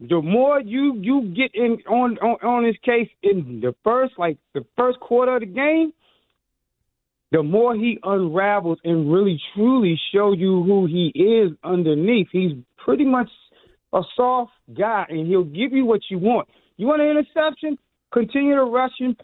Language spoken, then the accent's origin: English; Pittsburgh, Pennsylvania, United States; now in Washington, D.C. area, United States; I'm a transplant from Pittsburgh